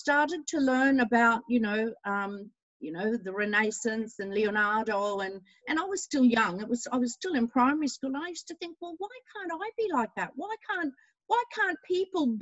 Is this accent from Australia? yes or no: yes; Australia; I was born here in Australia